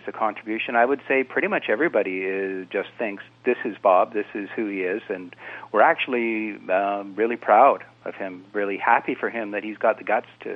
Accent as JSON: {"language": "English", "country": "Canada", "said": "as a Canadian"}